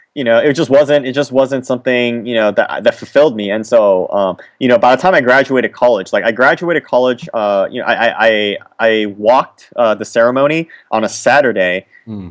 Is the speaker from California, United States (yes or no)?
yes; California, United States; I was born in California